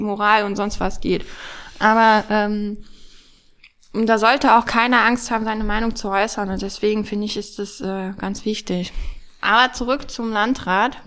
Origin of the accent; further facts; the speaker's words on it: Hamburg, Germany; also born or lived in Schleswig-Holstein; now in Harz, Germany; ich bin in Hamburg geboren